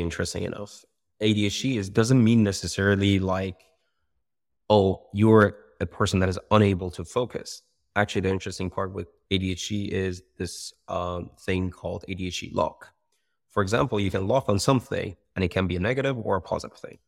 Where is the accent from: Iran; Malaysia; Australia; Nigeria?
Iran; moved away as an adult; now in United Kingdom; I come from Iran. I was born and raised there